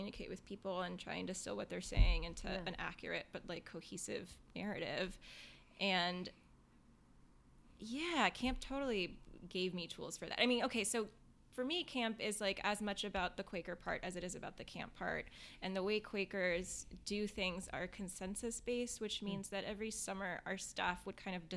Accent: Northern Virginia, United States; I'm from Northern Virginia. I'm from right outside of D.C., from like a part of the country where like diplomats send their kids and World Bank workers and State Department workers

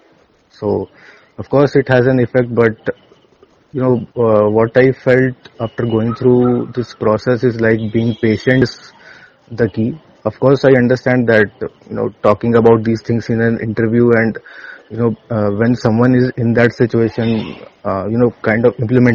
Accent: Muzaffarpur, Bihar, India; I am from Muzaffarpur, Bihar

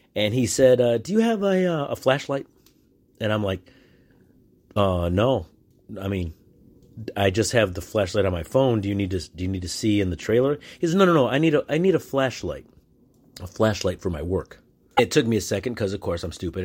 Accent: United States; I'm from the United States

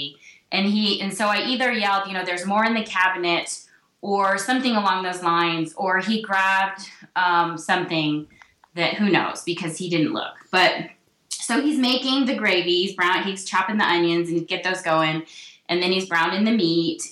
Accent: the South, United States; I grew up in the South

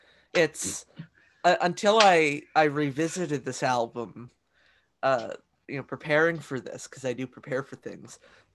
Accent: Canada; I'm Canadian.

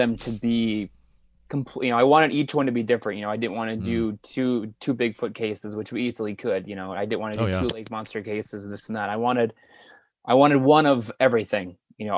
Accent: Midwest, United States; we're all from the Midwest

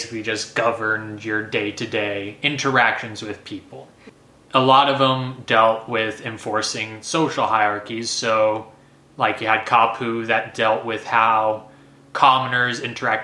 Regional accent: Texas, United States; I'm too many generations of Texan

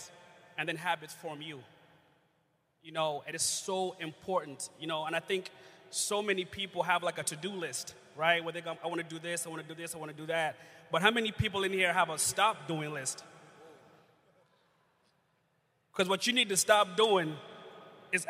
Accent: Uganda; moved away; I grew up in Uganda, East Africa

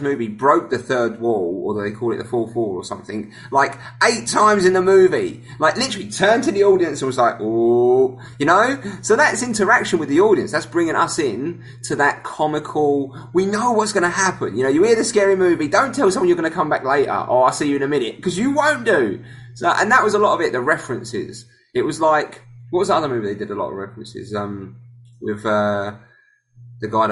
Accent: England, United Kingdom; I'm English

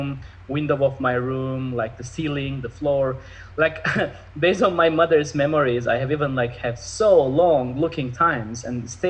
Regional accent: Istanbul, Turkey; now in Los Angeles, United States; I was in Istanbul. I'm originally from Turkey, Istanbul

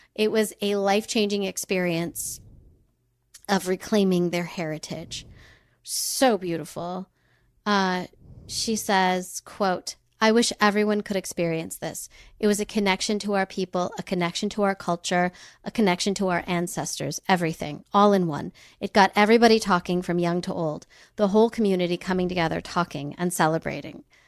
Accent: United States; a white person born in America

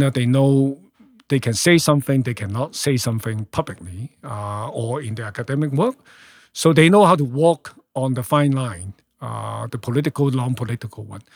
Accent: Hong Kong; moved away as an adult; now in Canada; born and raised in Hong Kong. I left Hong Kong when I was thirty-three.

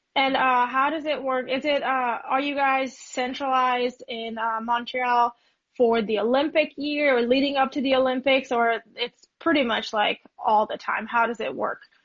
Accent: Budapest, Hungary; I'm from Budapest

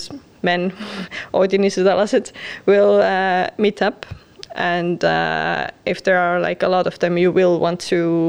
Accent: Tartu, Tartu County, Estonia; moved away as an adult; now in Tallinn, Estonia; So I first moved to Tallinn 5 years ago. I'm actually from Tartu.

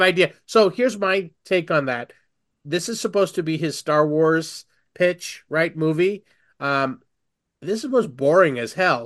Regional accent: India; I'm Indian.

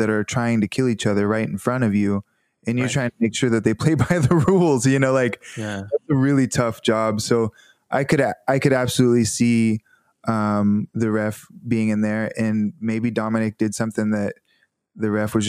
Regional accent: the South, United States; You know, I'm from the South and people are much more polite to your face, and then they'll say something behind your back, you know.

